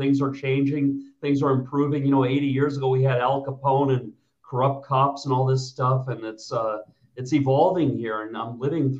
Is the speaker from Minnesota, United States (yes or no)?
yes; Minnesota, United States; moved away as an adult; also born or lived in Kansas / Illinois / Chicago / New York; now in Lviv, Ukraine; I'm born in Minnesota, and I grew up in America.